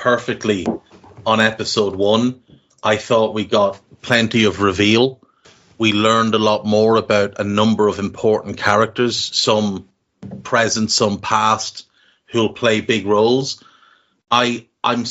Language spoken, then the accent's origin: English; Ireland; we're Irish, so we've grown up in a country with traditions